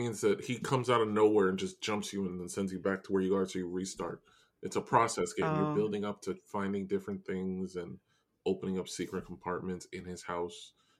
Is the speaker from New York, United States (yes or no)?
yes; New York, United States; We're both from New York, and we live in homes and houses.